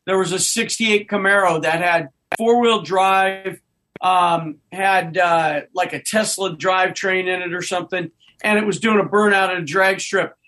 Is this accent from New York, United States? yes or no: no; Nebraska, United States; moved away; I grew up in Nebraska